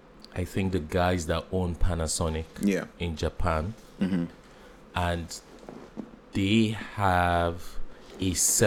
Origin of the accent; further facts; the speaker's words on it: Nigeria; as a Nigerian